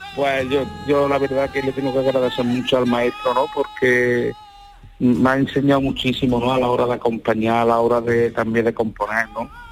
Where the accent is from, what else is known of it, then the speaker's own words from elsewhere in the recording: Córdoba, Andalusia, Spain; soy de Córdoba